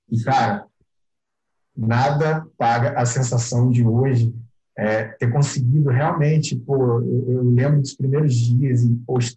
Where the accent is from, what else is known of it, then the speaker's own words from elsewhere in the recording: Rio de Janeiro, Brazil; eu vou mudar, vou pro Rio, eu é, sou do Rio, mas eu sou do interior do Rio, vou pro, pra capital